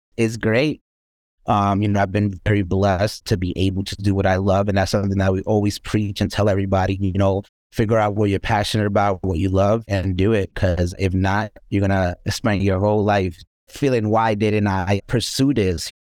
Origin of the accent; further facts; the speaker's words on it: New York City, New York, United States; I was born and raised here in the South Bronx